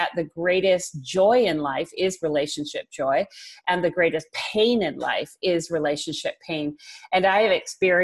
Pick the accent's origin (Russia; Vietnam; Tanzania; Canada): Canada; Vancouver, British Columbia; I was born and raised in Vancouver. This has been home all of my life.